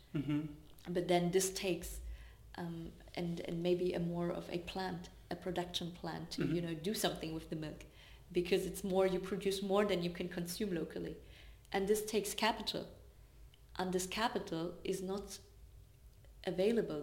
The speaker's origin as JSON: {"language": "English", "area": "Swabia", "region": "Baden-Württemberg", "country": "Germany", "tie": "born or raised there", "said": "I grew up in Swabia, which is a state in Germany that is known for being very resource oriented"}